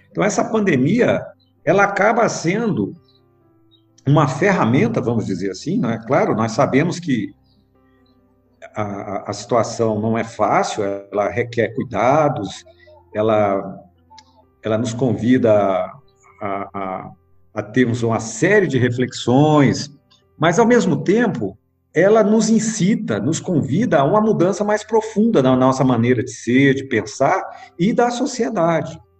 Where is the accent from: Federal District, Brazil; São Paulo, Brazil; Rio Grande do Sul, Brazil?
Federal District, Brazil; Brasília; É, eu nasci em Brasília, né? Eu sou de Brasília, nasci aqui.